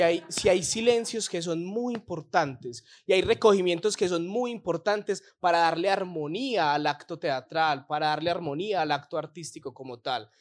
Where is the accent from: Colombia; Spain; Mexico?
Colombia; somos colombianos